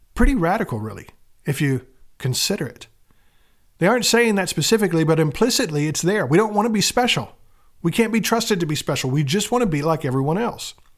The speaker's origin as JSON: {"language": "English", "region": "American South", "country": "United States", "tie": "born or raised there", "said": "I was raised up in the American South."}